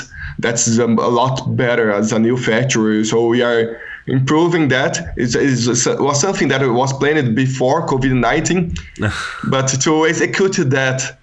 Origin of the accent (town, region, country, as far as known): Brazil